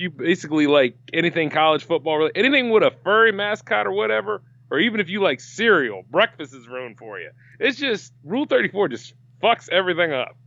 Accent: Delaware, United States; an independent creator from Delaware

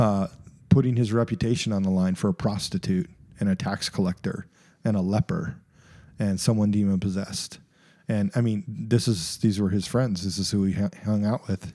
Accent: United States; even as an American

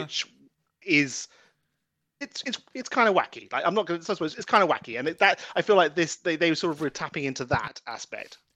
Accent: United Kingdom; I'm British

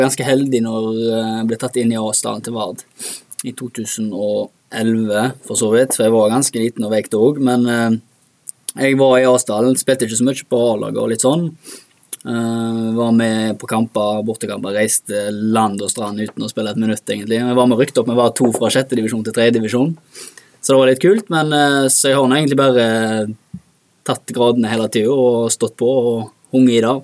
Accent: Bremnes, Vestland, Norway; Og så begynte jeg bare med organisert idrett når sånn fem-seks alderen, i Bremnes idrettslag

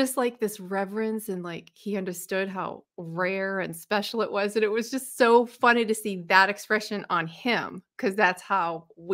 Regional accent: New England, United States; moved away; I'm from New England

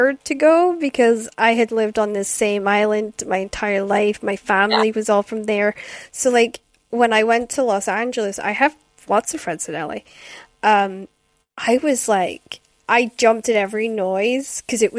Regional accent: Scotland, United Kingdom; also born or lived in Aberdeen / Shetland; growing up in Scotland

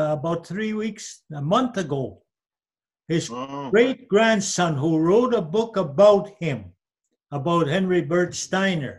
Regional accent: Whitefish Lake 128, Alberta, Canada; I was from Whitefish Lake 128

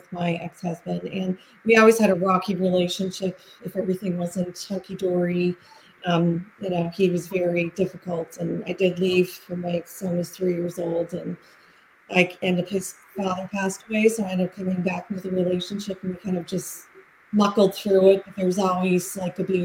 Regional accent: Halifax, Nova Scotia, Canada; I'm from Halifax, Nova Scotia in Canada

